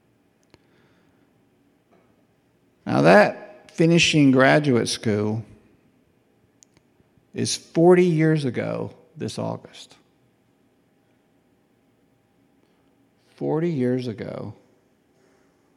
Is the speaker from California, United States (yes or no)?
no; Southside, Alabama, United States; I was from Southside